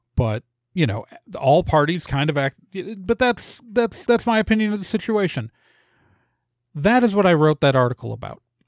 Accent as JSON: {"language": "English", "town": "Milwaukee", "region": "Wisconsin", "country": "United States", "tie": "born or raised there", "also_born_or_lived": "Chicago area, Illinois / Indiana", "moved": "yes", "said": "I grew up in Milwaukee mostly, but my parents are both from Illinois"}